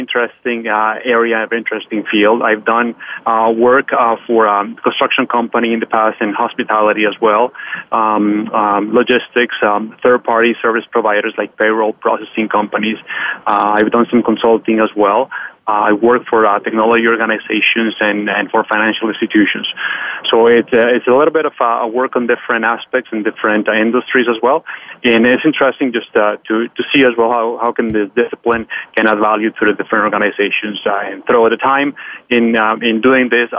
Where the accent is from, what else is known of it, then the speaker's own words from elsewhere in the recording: Bogota, Colombia; now in Canada; I'm born and raised in Colombia, South America, in Bogota, Colombia, to be specific.